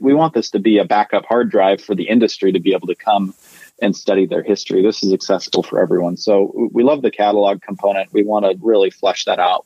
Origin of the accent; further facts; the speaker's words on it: Utah, United States; I'm from Utah, born and raised